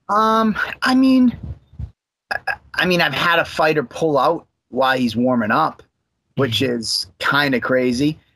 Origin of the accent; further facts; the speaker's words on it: Abington, Massachusetts, United States; also born or lived in Brockton, Massachusetts; now in Plymouth, United States; I'm a South Shore guy at heart. I uh, grew up. I went to Abington High School